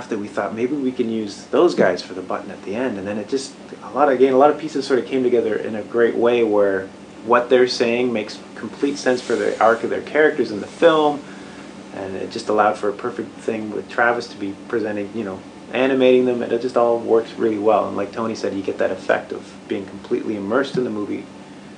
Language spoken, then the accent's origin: English; Canada; moved away as an adult; also born or lived in Bay Area, California; now in Portland, United States; I grew up in Canada